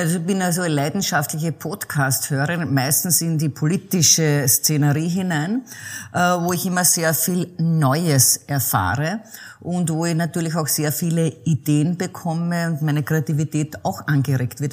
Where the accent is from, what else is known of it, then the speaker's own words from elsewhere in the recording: the Czech border region, Lower Austria, Austria; ich bin ja an der tschechischen Grenze groß geworden, ein Kind der Grenzregion